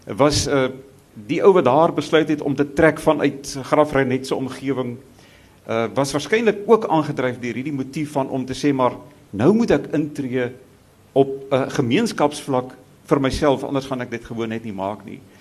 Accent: Pretoria, Gauteng, South Africa; in Pretoria dis nou ongelukkig die wêreld waar ons vandaan kom

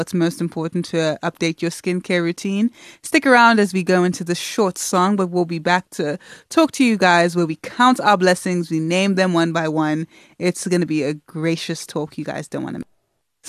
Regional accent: South Africa; also born or lived in Nigeria; I mean, like, I'm Nigerian. I didn't grow up singing the same songs as many South Africans. I may have grown up in South Africa, but I had a completely different life experience to many people.

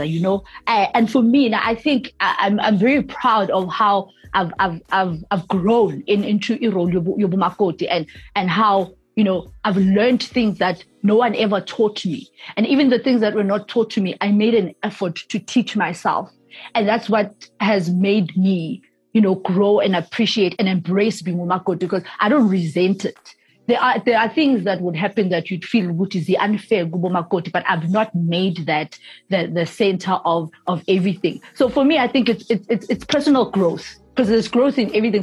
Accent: Soweto, Gauteng, South Africa; a girl born and bred in Soweto

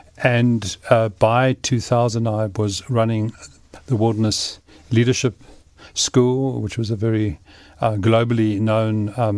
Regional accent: Cape Town, Western Cape, South Africa; I grew up in Cape Town and came from a family that was fairly active. We hiked and enjoyed Table Mountain a lot.

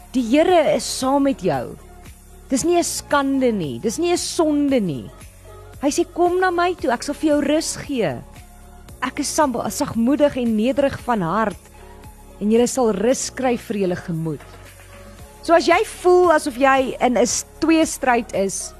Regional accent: South Africa; ons as mense en Suid-Afrikaners

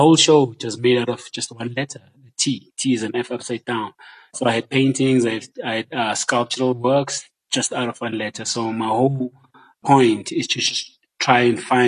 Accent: Johannesburg, Gauteng, South Africa; I grew up in Joburg.

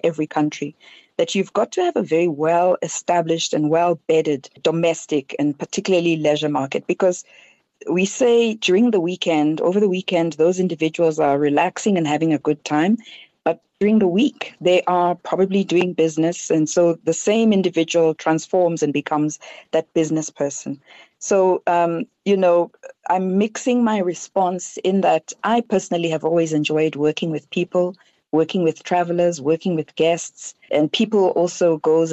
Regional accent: South Africa; as a South African

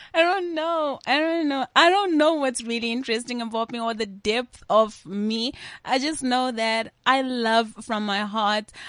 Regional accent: South Africa

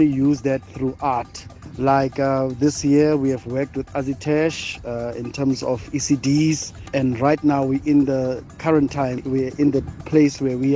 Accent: Bloemfontein, Free State, South Africa; I am originally from Heidedal, Free State, Bloemfontein

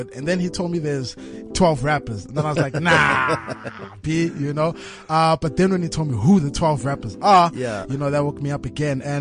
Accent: Tembisa, Gauteng, South Africa; I grew up in Tembisa, you know, and that's the hood

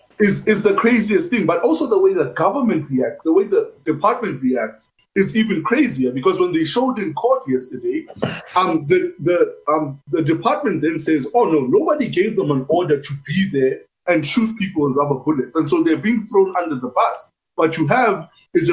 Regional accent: Free State, South Africa; I come from the Free State

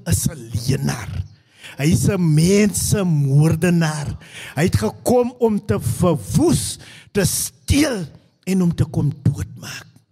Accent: Stellenbosch, Western Cape, South Africa; also born or lived in Newtville (birthplace); so 2 jaar oud besluit my mammie om weer te trou en ons trek trek na die kant van Stellenbosch toe.

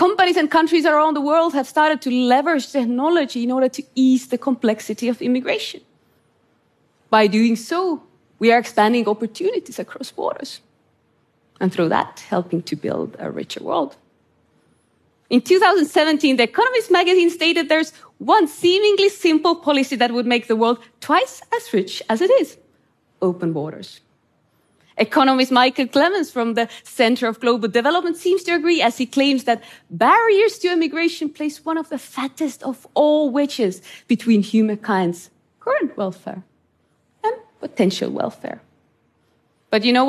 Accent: Estonia; I grew up in Estonia under Soviet occupation

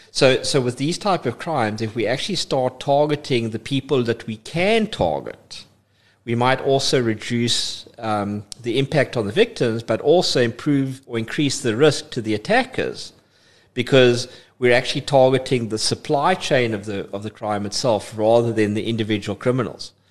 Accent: East London, London, United Kingdom; I'm I'm a East London boy. I would love to say I was born and bred in East London, but I spent most of my most of my life in East London

